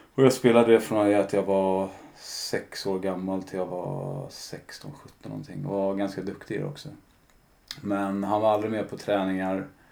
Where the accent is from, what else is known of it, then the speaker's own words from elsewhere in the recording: Stockholm, Stockholm County, Sweden; jag är uppvuxen i Kälvesta